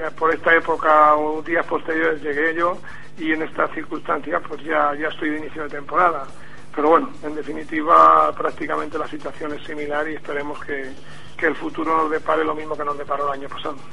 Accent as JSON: {"language": "Spanish", "region": "Castilla-La Mancha", "country": "Spain", "also_born_or_lived": "Madrid", "said": "yo no soy de Extremadura, indudablemente, soy de Castilla-La Mancha"}